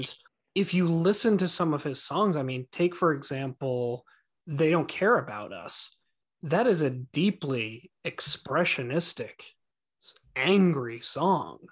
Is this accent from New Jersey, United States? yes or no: yes; Franklin Lakes, New Jersey, United States; I grew up in Franklin Lakes, New Jersey